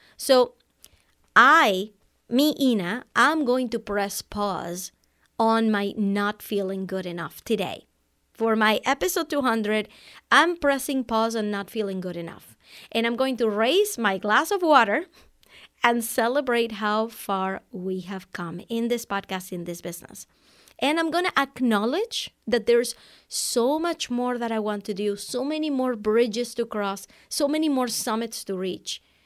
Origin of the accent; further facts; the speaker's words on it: Venezuela; English is a second language; moved away as an adult; also born or lived in Amherst, Massachusetts, United States; now in United States; I was born in Venezuela, South America, and I speak Spanish. I came to the U S for college back in nineteen ninety-nine